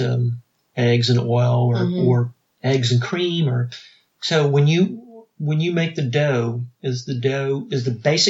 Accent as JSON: {"language": "English", "region": "South Louisiana", "country": "United States", "moved": "yes", "lives_now": "Greenville, United States", "said": "I'm from South Louisiana, though."}